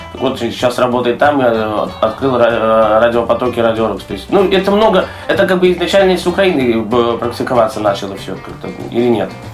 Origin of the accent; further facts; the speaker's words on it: Belarus; с Беларуси